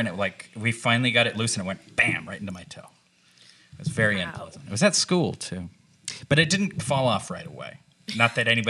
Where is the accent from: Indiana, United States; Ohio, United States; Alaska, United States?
Alaska, United States; I grew up in Alaska.